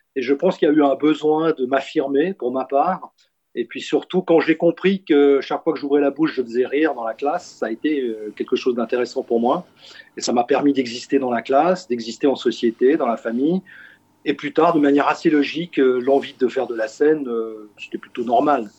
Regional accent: Switzerland; en tant que Suisse aussi, parce que vous savez, on est né en Suisse

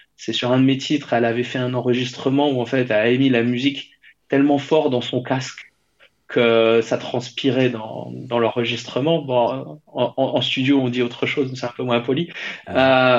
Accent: France; je suis français

